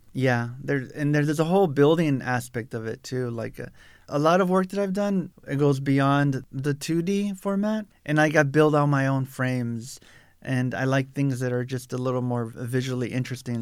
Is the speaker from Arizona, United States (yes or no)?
yes; South Tucson, Arizona, United States; I'm a Tucson native. I grew up in South Tucson